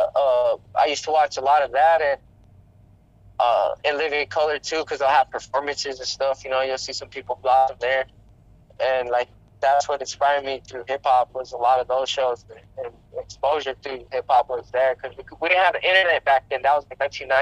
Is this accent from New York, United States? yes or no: no; Gallup, New Mexico, United States; I'm from Gallup, aka G-Town, raised there all my life.